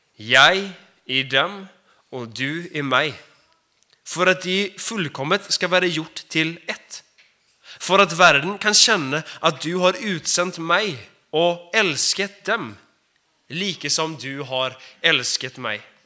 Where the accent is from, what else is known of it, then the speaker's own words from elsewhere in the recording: Sweden; Jag är också svensk.